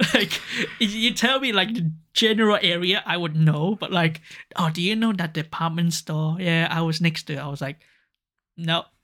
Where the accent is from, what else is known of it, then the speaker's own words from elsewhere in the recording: Hong Kong; now in Japan; I was from Hong Kong